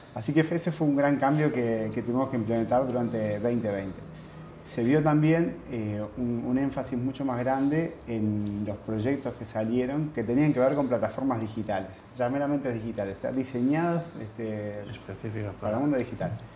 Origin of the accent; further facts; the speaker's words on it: Uruguay; vengo de Uruguay.